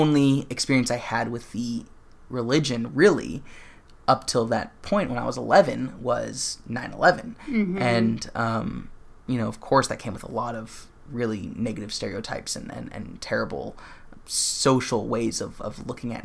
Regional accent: Southern California, United States; cishet white guy growing up in Southern California

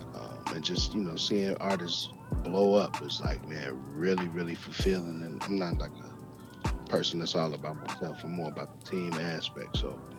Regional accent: Chicago, Illinois, United States; moved away as an adult; now in Atlanta, United States; growing up in Chicago. And I really wanted to, you know, be a rap star. Initially, you know, I moved from Chicago to Atlanta back in 2006 permanently

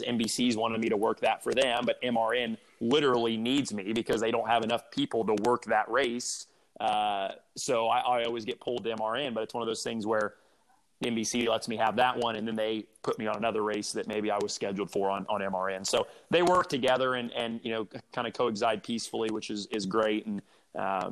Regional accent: Indianapolis, Indiana, United States; growing up in Indy as a race car driver

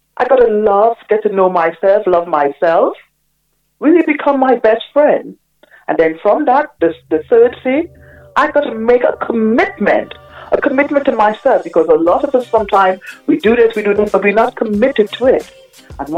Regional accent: Trinidad & Tobago; moved away; also born or lived in Aruba / New York City, United States; I'm originally from a lovely island called Aruba in the in Caribbean, and I grew up in Trinidad

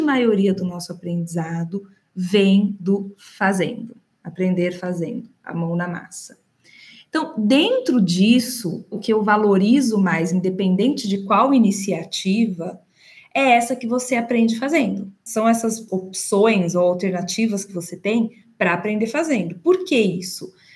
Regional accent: Campinas, São Paulo, Brazil; moved away as an adult; now in São Paulo, Brazil; Eu sou de Campinas, interior de São Paulo. É, moro em São Paulo há 20 anos

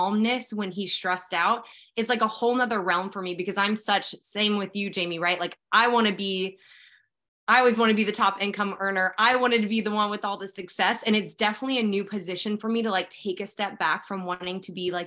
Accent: Sacramento, California, United States; moved away as an adult; now in Bakersfield, United States; I'm originally from Sacramento

